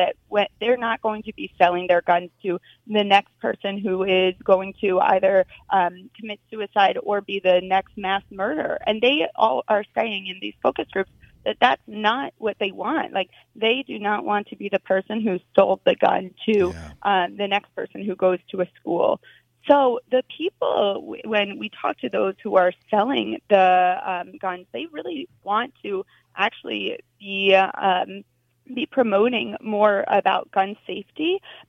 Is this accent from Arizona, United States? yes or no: no; New Jersey, United States; I grew up in New Jersey.